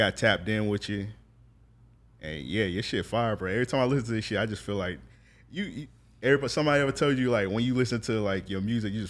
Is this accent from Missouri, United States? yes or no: no; Jacksonville, Florida, United States; I'm outnumbered because I'm a North Side nigga.